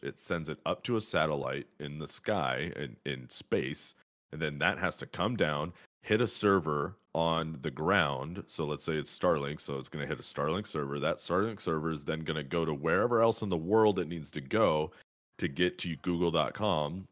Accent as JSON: {"language": "English", "town": "Fresno", "region": "California", "country": "United States", "tie": "born or raised there", "moved": "yes", "said": "I grew up in Fresno, California"}